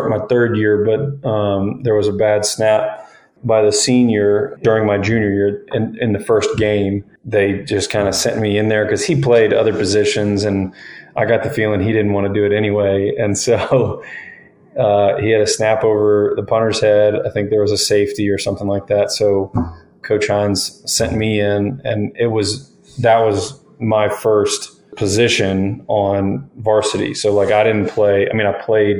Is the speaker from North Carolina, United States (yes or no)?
no; Tennessee, United States; a little rec league in my hometown, Cairoville, Tennessee